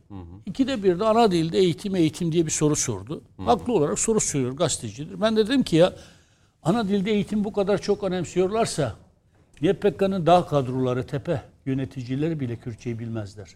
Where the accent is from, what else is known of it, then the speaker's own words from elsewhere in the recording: Diyarbakır, Diyarbakır Province, Turkey; biz Diyarbakır'dan geliyoruz. Bölgenin çocuğuyuz.